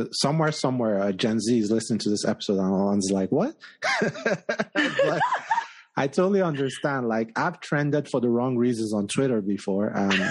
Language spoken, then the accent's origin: English; Nigeria; now in Colorado, United States; I'm from West Africa, right? Nigeria.